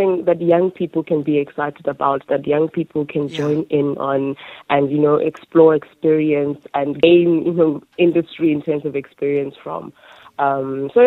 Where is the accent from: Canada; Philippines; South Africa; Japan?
South Africa; Makhanda, Eastern Cape; my hometown, which is Mykhanda